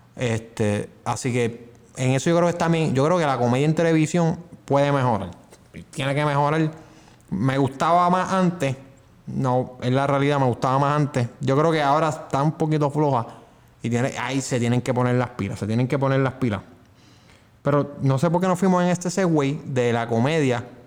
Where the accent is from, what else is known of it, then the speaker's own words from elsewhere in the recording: Puerto Rico; nosotros somos de Puerto Rico